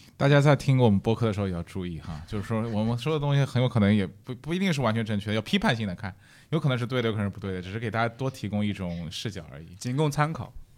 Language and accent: Chinese; Shanghai, China; moved away; also born or lived in Europe; 比如我上海人，对吧？